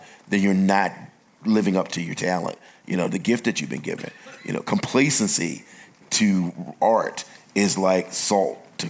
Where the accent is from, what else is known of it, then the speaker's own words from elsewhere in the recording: the American South, United States; I grew up in the South